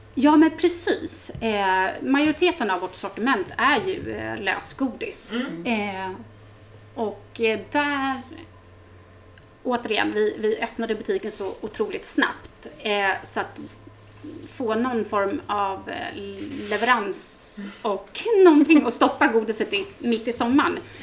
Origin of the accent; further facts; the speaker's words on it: Vaxholm, Stockholm County, Sweden; also born or lived in Solna; jag är ju mm, född och uppväxt ute på eh, Resare, ute på Överbyn, Badviken